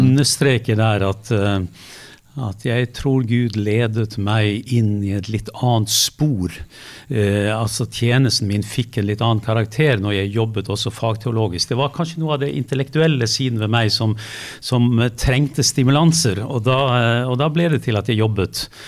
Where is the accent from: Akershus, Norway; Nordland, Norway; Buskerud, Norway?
Nordland, Norway; Lofoten; jeg er fra Lofoten